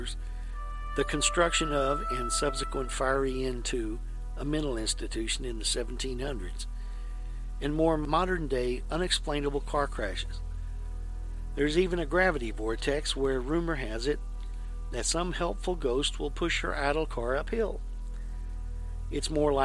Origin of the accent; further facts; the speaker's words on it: Fedor, Texas, United States; my hometown, the little-known Fedor light